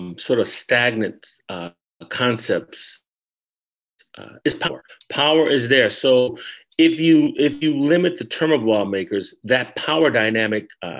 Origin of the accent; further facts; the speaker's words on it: California, United States; moved away; I'm originally from California